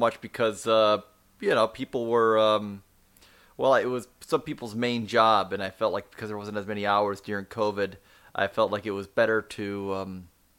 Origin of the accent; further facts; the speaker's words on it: United States; Originally from the States